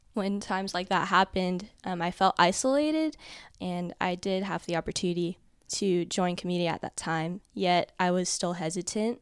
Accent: Dallas, Texas, United States; I'm from Dallas, Texas.

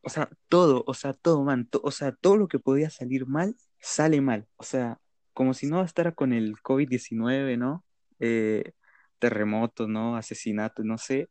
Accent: Colombia; acá en Colombia, en mi país

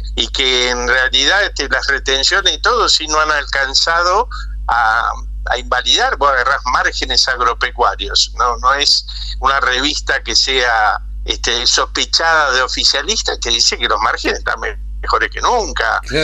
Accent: Argentina; moved away; nos reflejamos los argentinos

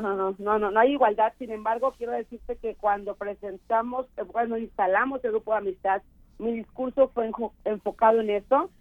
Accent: San Rafael, Veracruz, Mexico; moved away; San Rafael, que es de donde soy yo

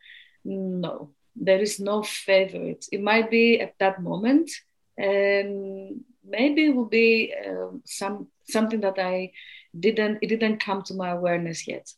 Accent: Greece; moved away; originally from Greece.

